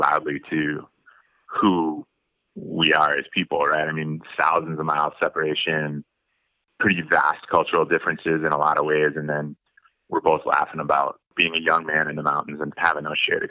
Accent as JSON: {"language": "English", "region": "Eastern South Dakota", "country": "United States", "tie": "born or raised there", "moved": "yes", "lives_now": "Utah, United States", "said": "I grew up in Eastern South Dakota."}